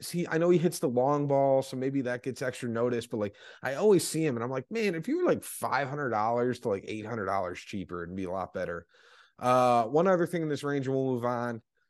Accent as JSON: {"language": "English", "town": "Las Vegas", "region": "Nevada", "country": "United States", "tie": "born or raised there", "said": "It was like growing up in Vegas."}